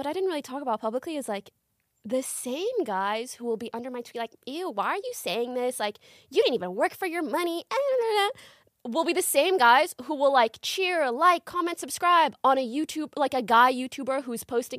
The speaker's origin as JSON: {"language": "English", "country": "Canada", "tie": "born or raised there", "also_born_or_lived": "Morocco", "moved": "as an adult", "lives_now": "Los Angeles, United States", "said": "For some context, I'm an immigrant. I was born in Morocco, which is in North Africa. Then we moved to Canada. And then when I was 20, I moved to LA."}